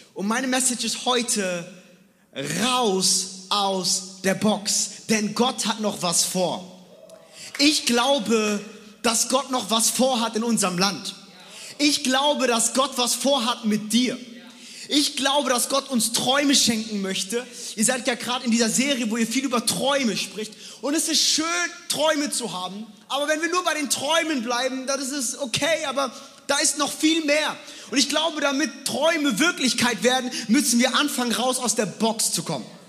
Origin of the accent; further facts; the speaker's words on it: Frankfurt, Hesse, Germany; moved away as an adult; also born or lived in New York City; now in Stuttgart, Germany; ich bin in Frankfurt groß geworden. Frankfurt ist nicht NYC, aber Frankfurt ist Straße.